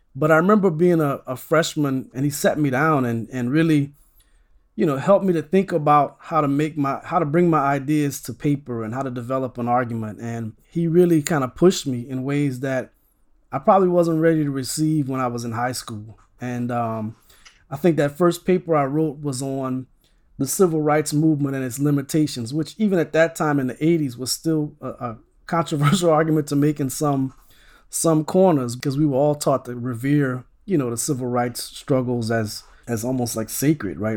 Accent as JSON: {"language": "English", "town": "Opelousas", "region": "Louisiana", "country": "United States", "tie": "born or raised there", "said": "I grew up in, um, a town called Opelousas, Louisiana."}